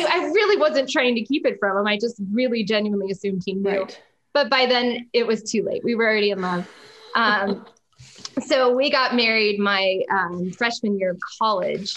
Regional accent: Jacksonville, Florida, United States; I grew up in Jacksonville, Florida, which is North Florida.

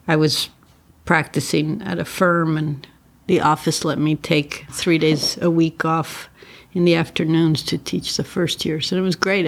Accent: Mexico City, Mexico; also born or lived in Northeast US / San Francisco; now in Los Angeles, United States; I grew up in Mexico City

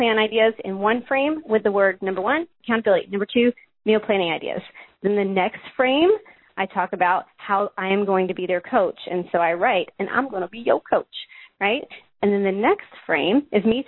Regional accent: the South, United States; I'm from the South

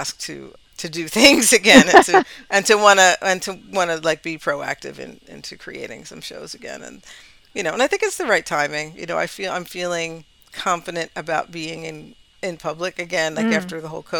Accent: Highland Park, New Jersey, United States; also born or lived in New Brunswick; Highland Park is, it's, that's like my hometown basically, New Brunswick, Highland Park

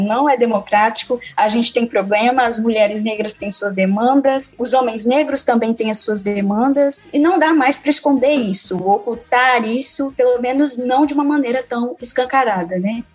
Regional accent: Espírito Santo, Brazil; eu sou estudante de História pela Universidade Federal do Espírito Santo, capixaba

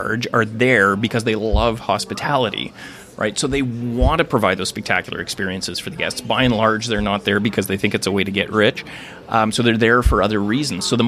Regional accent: Thunder Bay, Ontario, Canada; I grew up in Thunder Bay

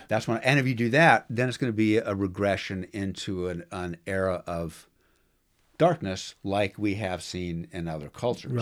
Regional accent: United States; I'm an American. I've been raised, born and raised here

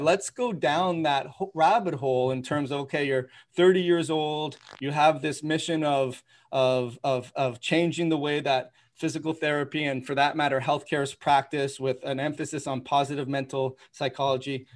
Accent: Toronto, Ontario, Canada; I grew up in Toronto

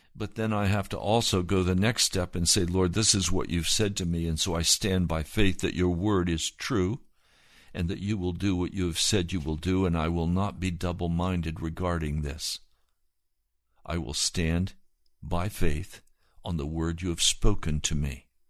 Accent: the West, United States; I come from the West. My father worked on a ranch.

